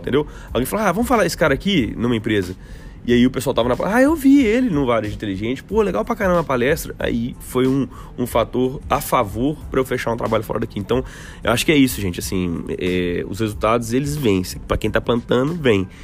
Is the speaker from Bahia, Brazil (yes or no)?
no; Belo Horizonte, Minas Gerais, Brazil; eu sou de Belo Horizonte